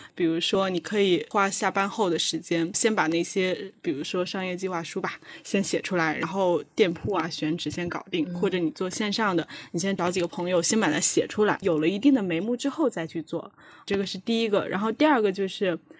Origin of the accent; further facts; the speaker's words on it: Wuhan, Hubei, China; now in Beijing, China; 因为我是武汉人